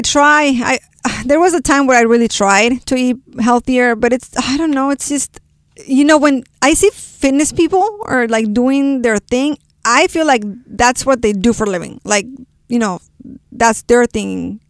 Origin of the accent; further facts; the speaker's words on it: Guadalajara, Jalisco, Mexico; first language Spanish; English is a second language; moved away; De Guadalajara, Jalisco.